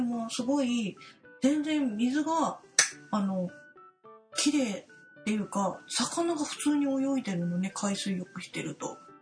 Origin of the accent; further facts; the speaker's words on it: Kanto, Japan; 関東ってな自分の地元